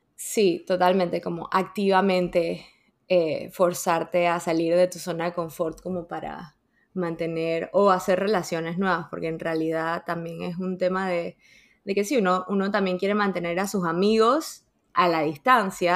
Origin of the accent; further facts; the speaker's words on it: Panama; moved away; also born or lived in Dominican Republic; después nos mudamos y al principio eh, íbamos, o sea, nos mudamos a Panamá